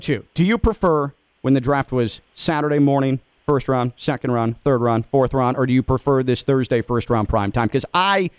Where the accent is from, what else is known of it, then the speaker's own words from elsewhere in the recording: Chicago, Illinois, United States; my hometown team, the Chicago Bears